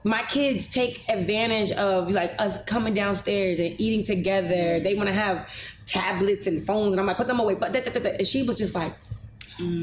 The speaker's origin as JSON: {"language": "English", "town": "New York City", "region": "New York", "country": "United States", "tie": "born or raised there", "said": "I came from addicted parents. I lived in the projects. Um, I came from Grant Projects on 125th Street"}